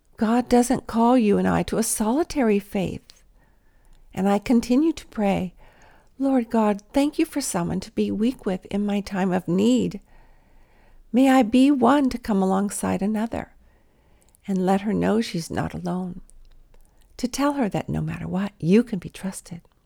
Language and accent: English; Los Angeles, California, United States; I was from L A where there were stars of the Hollywood variety